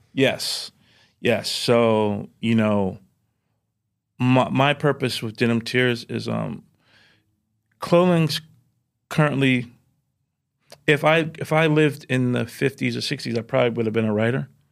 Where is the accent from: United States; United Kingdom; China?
United States; New York City, New York; growing up in Jamaica, Queens, at that time in the nine, in the nineties